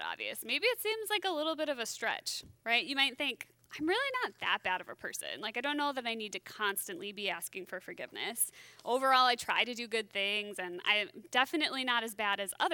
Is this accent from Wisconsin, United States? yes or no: yes; Wisconsin, United States; now in Minnesota, United States; I grew up in Wisconsin